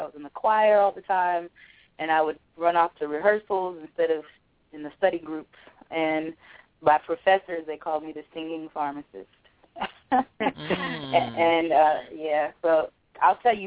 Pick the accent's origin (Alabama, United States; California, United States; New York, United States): California, United States; Oxnard; moved away as an adult; now in Washington, D.C. area, United States; I grew up in California. I'm from a small town called Oxnard, California.